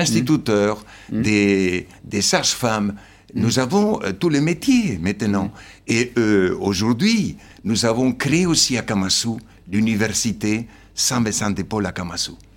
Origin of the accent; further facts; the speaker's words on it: Argentina; now in Madagascar; mon père et ma mère sont slovènes. Après la Deuxième Guerre mondiale, ils ont dû émigrer en Argentine. Je suis né en Argentine et je suis argentin pour les Argentins